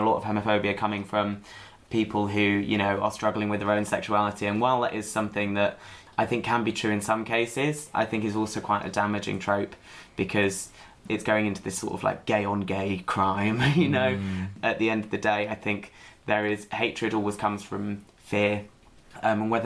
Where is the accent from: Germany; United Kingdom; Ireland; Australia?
United Kingdom; Manchester, North West England; I come from Manchester, council estate in Manchester